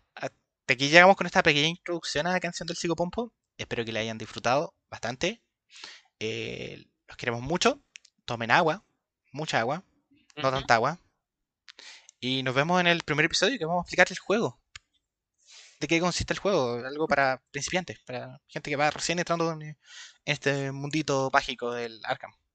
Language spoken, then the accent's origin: Spanish; Chile; tengo 25 años, soy de Chile.